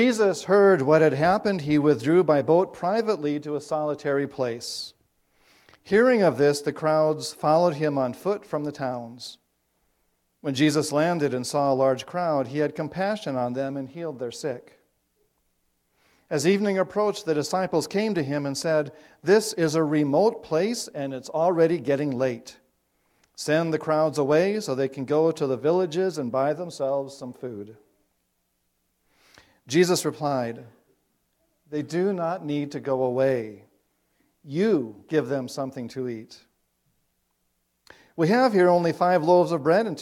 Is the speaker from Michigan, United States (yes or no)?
no; South Dakota, United States; moved away; growing up in South Dakota, you might think of that as a dry place, but we have lakes there too